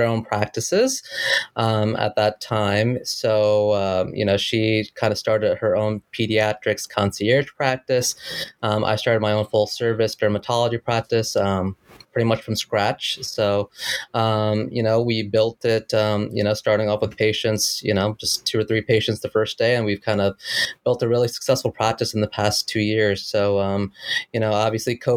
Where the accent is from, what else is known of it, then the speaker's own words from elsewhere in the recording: New Jersey, United States; I was born and raised in New Jersey, where I currently practice.